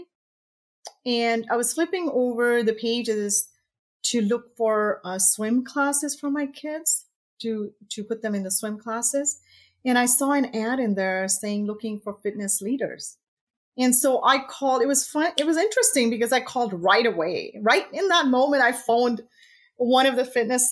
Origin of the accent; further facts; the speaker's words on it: Tanzania; now in Canada; I was born in East Africa, Tanzania, and emigrated to Canada in 1978 or something like that.